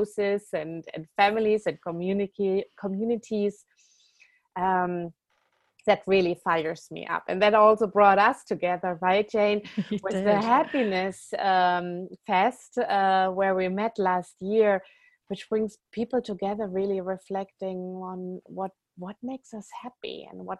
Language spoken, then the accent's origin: English; Germany; moved away as an adult; also born or lived in California; Born and raised in Germany